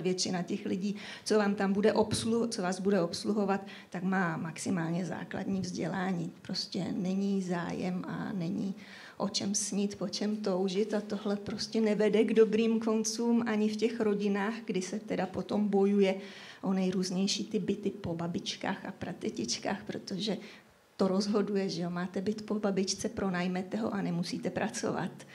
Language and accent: Czech; Czechia; já jsem rodačka ze Šumavy, ale hlavně teda odtud pochází moje rodina už po několik generací